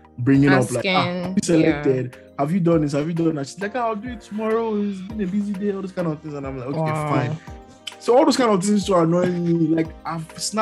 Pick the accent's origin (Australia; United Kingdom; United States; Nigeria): Nigeria; now in Canada; I'm Nigerian.